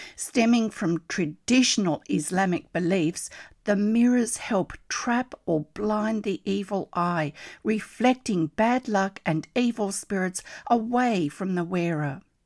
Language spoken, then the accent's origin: English; Australia; I'm an Australian textile artist